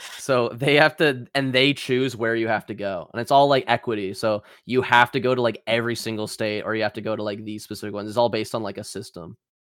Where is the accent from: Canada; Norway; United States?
Canada